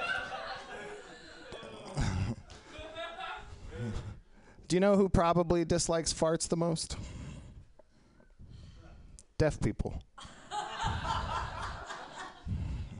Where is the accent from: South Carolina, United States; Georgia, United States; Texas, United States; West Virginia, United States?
Texas, United States; I'm sincerely a Texan from a Texas family